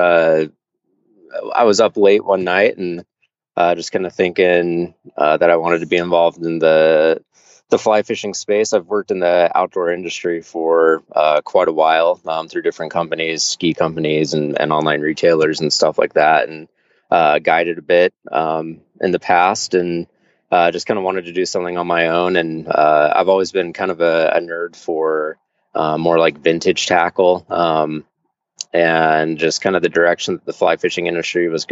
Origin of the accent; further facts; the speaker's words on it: Southeast Idaho, United States; I grew up in Southeast Idaho